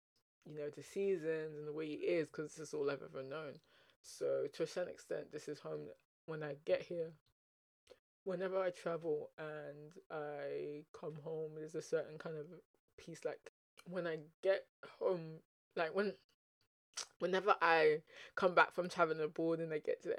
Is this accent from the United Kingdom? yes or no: yes; England, United Kingdom; I would say that I'm English to a certain extent, but I'll also say that I'm Nigerian to a certain extent